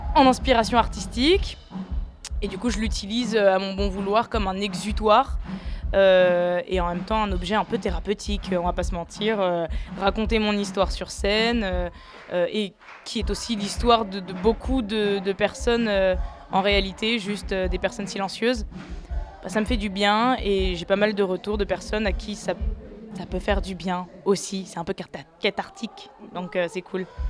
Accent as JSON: {"language": "French", "town": "Lyon", "region": "Auvergne-Rhône-Alpes", "country": "France", "tie": "born or raised there", "also_born_or_lived": "Tunis, Tunisia", "said": "J'ai grandi à Lyon"}